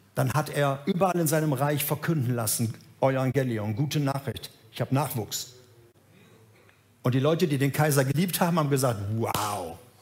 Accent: Gelsenkirchen, North Rhine-Westphalia, Germany; Ich bin groß geworden in Gelsenkirchen

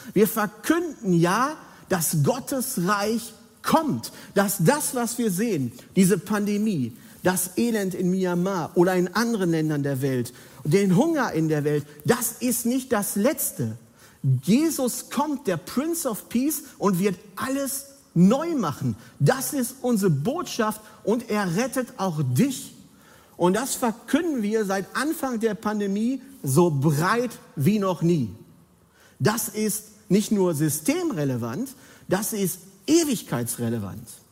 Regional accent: Bergkamen, North Rhine-Westphalia, Germany; moved away; meiner Heimatgemeinde an, aus Bergkam, außen Ruhrpott.

